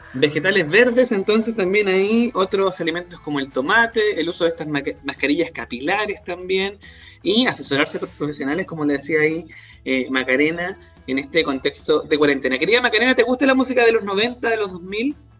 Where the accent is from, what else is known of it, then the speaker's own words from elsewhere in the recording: Chile; los chilenos, las chilenas